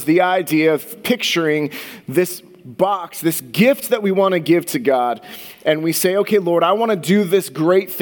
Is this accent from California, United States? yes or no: yes; Santa Clara, California, United States; I grew up in the Bay Area, in Santa Clara, which is a little bit south of San Francisco